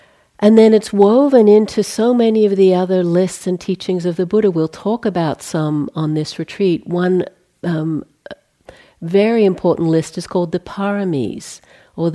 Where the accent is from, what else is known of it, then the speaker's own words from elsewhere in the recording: Australia; moved away as an adult; I'm Australian, in case you pick up a weird kind of inflection, that's what that is. I left in 1980 and haven't been back to live there since, so spent more time out of the country than